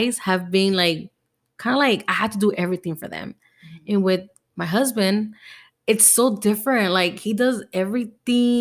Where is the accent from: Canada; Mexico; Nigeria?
Mexico; Veracruz; now in United States; I was born in Veracruz